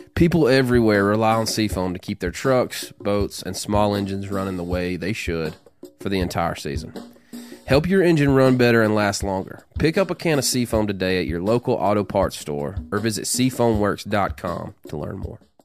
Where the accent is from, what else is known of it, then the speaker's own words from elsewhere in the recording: the South, United States; I'm a small town, southern cat, you know, redneck